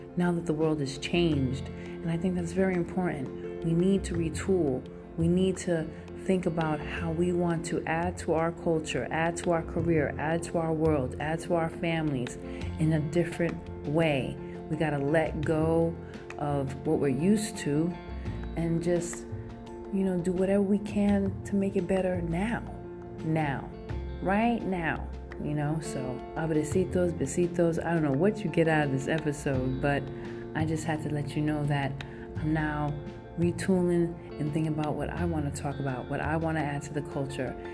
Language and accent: English; New York City, New York, United States; now in San Francisco, United States; I am Brooklyn all day, and I'm coming in from the Bay.